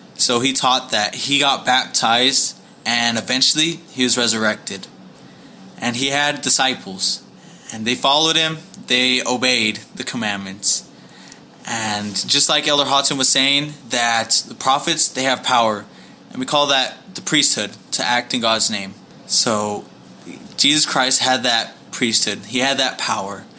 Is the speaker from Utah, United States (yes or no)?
yes; Kearns, Utah, United States; moved away as an adult; also born or lived in West Valley City, Utah; now in Houston, United States; I grew up in Kearns, Utah.